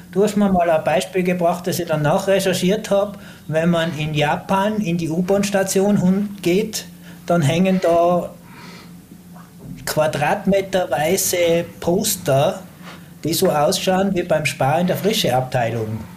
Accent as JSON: {"language": "German", "region": "Tyrol", "country": "Austria", "said": "Aber als Tiroler haben wir natürlich auch die Chance."}